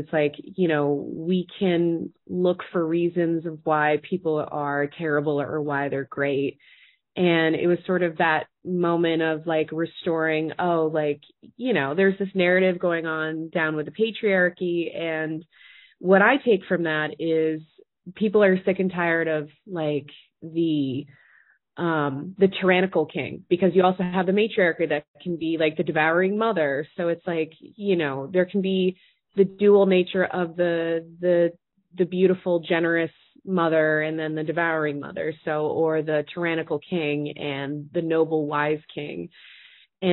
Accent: Boston, Massachusetts, United States; I'm from Boston

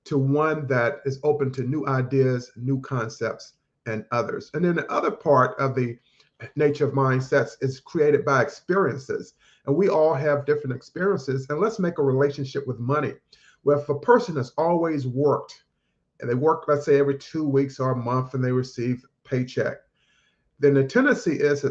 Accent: North Carolina, United States; I grew up in North Carolina, started out working in my parents' grocery store at the age of 10

